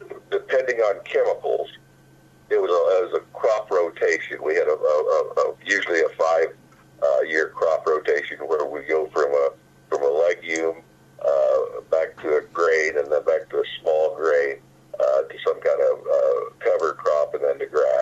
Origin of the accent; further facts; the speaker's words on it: Cass County, Missouri, United States; now in Riverton, United States; I was born in Cass County, Missouri